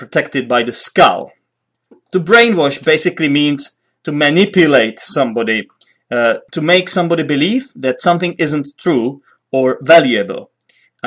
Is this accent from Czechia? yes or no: yes; Poděbrady, Central Bohemian Region, Czechia; English is a second language; Poděbrady, my hometown